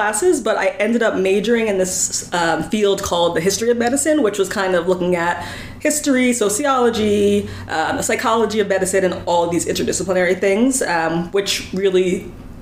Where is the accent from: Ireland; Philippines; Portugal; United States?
United States; Northern New Jersey; moved away as an adult; now in New York City, United States; I'm from Northern New Jersey originally, but I've been living in New York City for the last 18 years or so